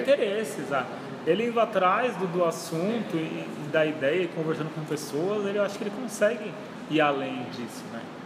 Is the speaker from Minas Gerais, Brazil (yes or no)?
no; São Paulo, Brazil; moved away; eu vim lá de São Paulo